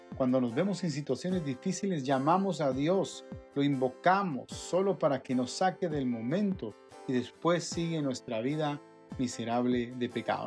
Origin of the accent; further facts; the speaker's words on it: Guatemala; nosotros, los chapines